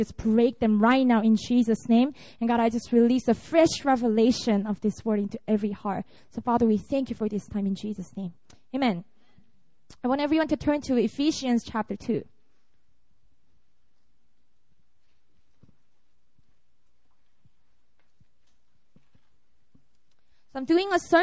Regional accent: Busan, South Korea; moved away as an adult; also born or lived in Seoul; this is my hometown. I was born and raised in Busan, and I went to Seoul when I entered college.

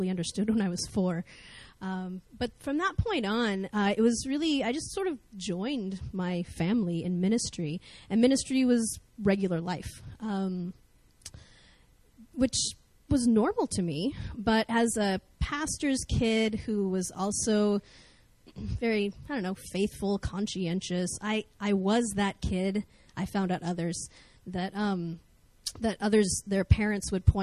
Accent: North Idaho, United States; I grew up in North Idaho in America.

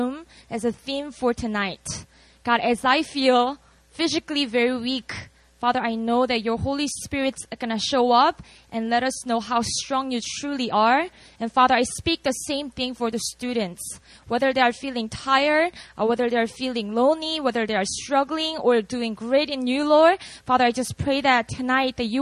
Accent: Busan, South Korea; moved away; I was born and raised in Korea. I'm from a city called Busan

